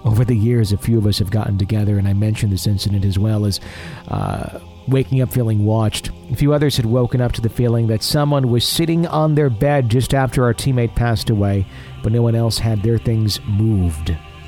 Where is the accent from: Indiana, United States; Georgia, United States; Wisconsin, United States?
Wisconsin, United States; I'm an attorney and a real estate agent in Wisconsin. Ah, my hometown or my home state happens to be an area of my practice.